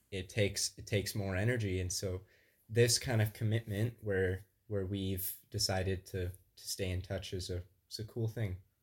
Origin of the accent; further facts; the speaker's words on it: Southwest Illinois, United States; moved away as an adult; now in Grand Rapids, United States; I'm originally from Southwest Illinois. Uh, but now I live in Grand Rapids, Michigan